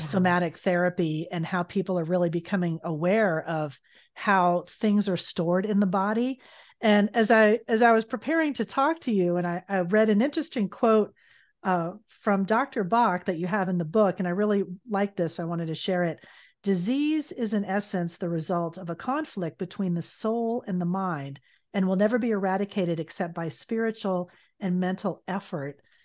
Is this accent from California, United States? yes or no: no; South Florida, United States; I'm from South Florida originally